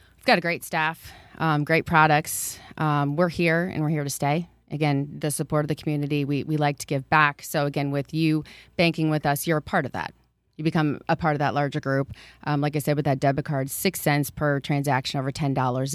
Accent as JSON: {"language": "English", "town": "Waterloo", "region": "Iowa", "country": "United States", "tie": "born or raised there", "said": "I grew up in Waterloo, attended Emmanuel Lutheran, and graduated from East High School in Waterloo"}